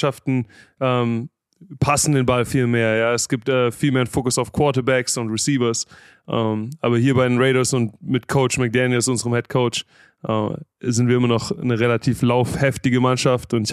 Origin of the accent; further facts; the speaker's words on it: Stuttgart, Baden-Württemberg, Germany; Genau, ich habe äh, in Stuttgart und Umgebung zur Realschule gegangen